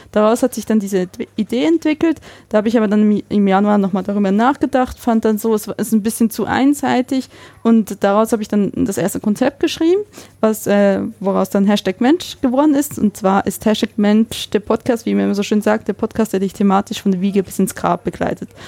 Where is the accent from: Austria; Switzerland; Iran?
Switzerland; Bern; moved away as an adult; also born or lived in Essen, Germany / Nuremberg, Germany / Düsseldorf, Germany; now in Wiesbaden, Germany; ich bin aus dem Kanton Bern gebürtig. Ich ähm, bin im äh, Gotthelf, Jeremias Gotthelf äh, im Dorf aufgewachsen